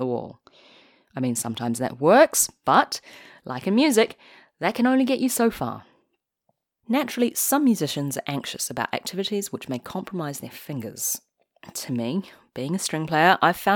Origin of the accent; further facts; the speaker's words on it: New Zealand; I am Chinese, but I grew up in New Zealand